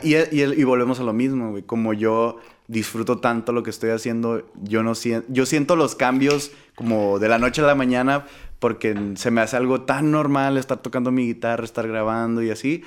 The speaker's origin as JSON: {"language": "Spanish", "town": "Tijuana", "region": "Baja California", "country": "Mexico", "moved": "yes", "lives_now": "United States", "said": "regresar a, mi tierra, que sería Tijuana"}